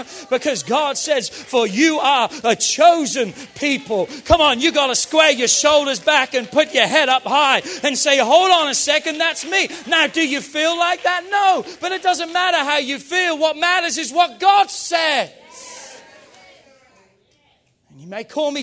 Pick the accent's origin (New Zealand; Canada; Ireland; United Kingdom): United Kingdom; England; now in United States